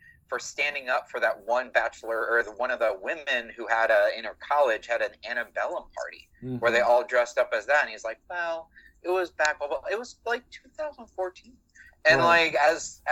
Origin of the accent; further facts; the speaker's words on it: Michigan, United States; I grew up in Michigan